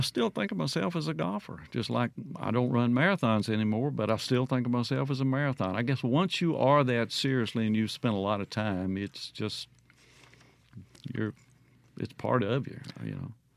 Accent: Mississippi Delta, United States; moved away; you grow up there and seeing that flat line off in the distance

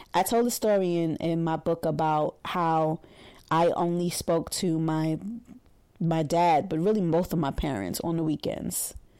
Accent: New York City, New York, United States; we're from Brooklyn

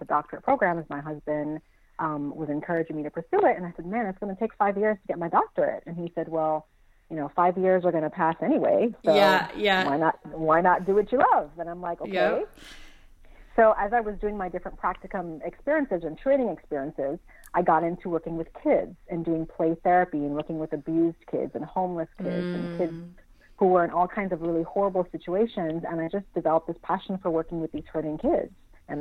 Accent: St. Croix, U.S. Virgin Islands; also born or lived in Burbank, California / Los Angeles, California; now in San Antonio, United States; I'm originally from St. Croix in the U.S. Virgin Islands. So I was born and raised in the Caribbean

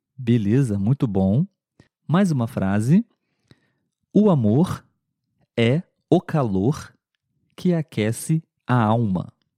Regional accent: Brazil; pelo menos aqui no Brasil. A verdade é que é muito difícil eliminar o nosso sotaque

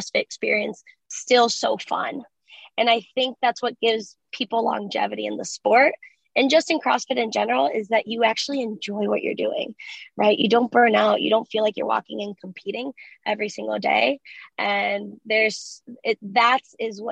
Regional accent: Cleveland, Ohio, United States; first language Spanish; English is a second language; I'm from Cleveland

